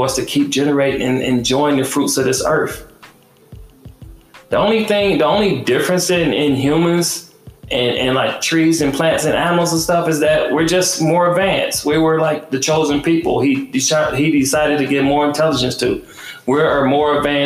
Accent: Detroit, Michigan, United States; I had guns in my face growing up in Detroit

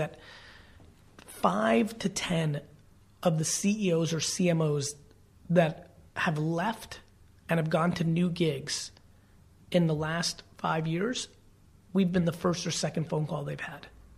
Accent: New Jersey, United States; I'm definitely a Jersey boy

